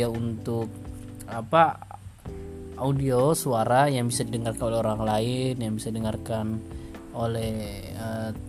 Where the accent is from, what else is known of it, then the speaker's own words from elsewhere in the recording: Makassar, South Sulawesi, Indonesia; Salam kenal … Saya dari Makassar dan podcast ini adalah podcast yang saya buat